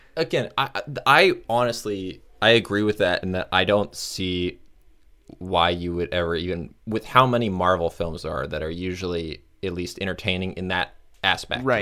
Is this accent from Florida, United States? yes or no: yes; Florida, United States; also born or lived in north of Chicago; now in Chicago area, United States; I'm from Florida